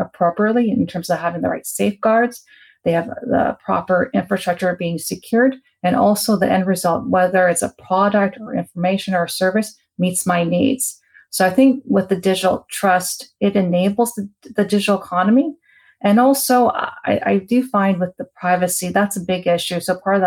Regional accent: Canada; as a Canadian

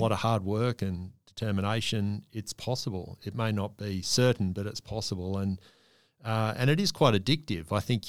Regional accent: Australia; And all of a sudden, as an Australian athlete, certainly a rower, there was every likelihood that you could aspire to win a medal.

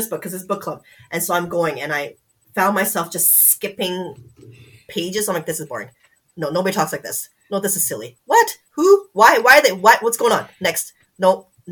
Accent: Canada; We're Canadian.

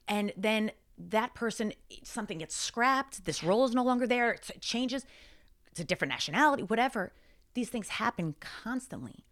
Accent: Long Island, New York, United States; I grew up, I grew up in Long Island

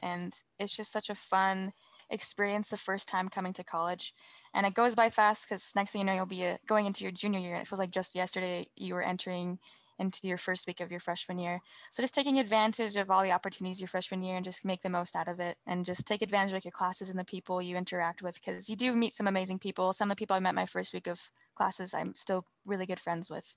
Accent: Woods Cross, Utah, United States; my hometown is Woods Cross, Utah

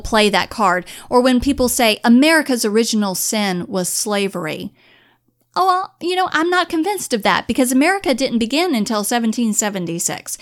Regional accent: Onslow County, North Carolina, United States; now in Virginia, United States; I always reply with Onslow County. That's where I grew up

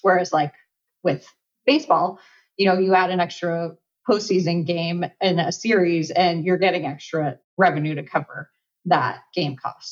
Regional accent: Los Angeles, California, United States; I'm born and raised in Los Angeles

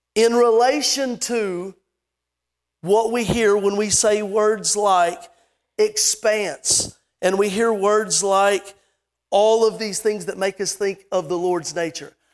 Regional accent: Lexington, Kentucky, United States; I was born in Lexington, Kentucky

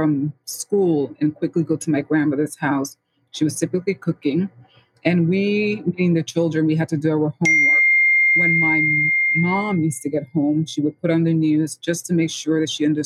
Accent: New York City, New York, United States; I was born and raised in the Bronx, St. Lawrence

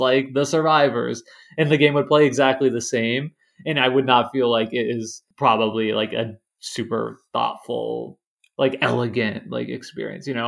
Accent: Lawrence, Kansas, United States; I grew up in Lawrence, Kansas, which is like home of the Kansas Jayhawks

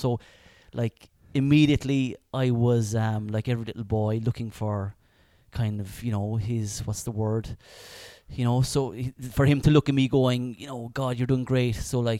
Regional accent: Clonakilty, Munster, Ireland; also born or lived in Spain; Grew up in Clonakilty. Born and bred, actually, in the house next door to where we are right now.

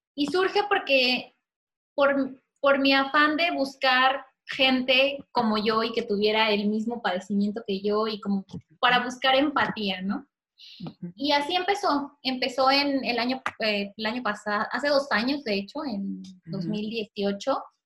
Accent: Mexico; mexicana con esclerosis

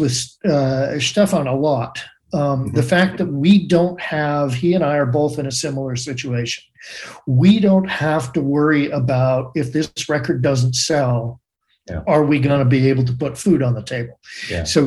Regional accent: Boston, Massachusetts, United States; now in Portland, United States; I'm from Boston originally, right? And spent so much time there

